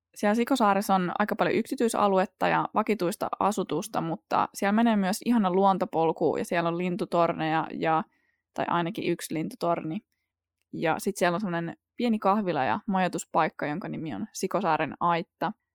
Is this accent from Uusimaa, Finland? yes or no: yes; Porvoo, Uusimaa, Finland; Mä oon itse kotoisin Porvoosta ja mä oon asunut siellä yli 20 vuotta